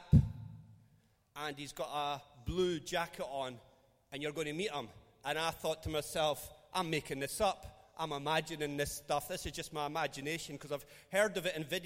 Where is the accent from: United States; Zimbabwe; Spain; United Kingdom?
United Kingdom; Dunfermline, Scotland; I'm from Dunfermline